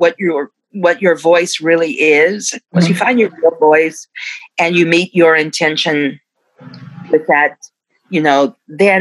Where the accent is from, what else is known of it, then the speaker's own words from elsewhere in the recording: Dallas, Texas, United States; I'm from Dallas, Texas